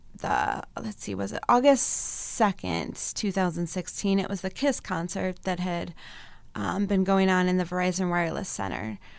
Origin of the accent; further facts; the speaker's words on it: Mason City, Iowa, United States; also born or lived in Colorado; now in Mankato, United States; I grew up in, um, Mason City, Iowa.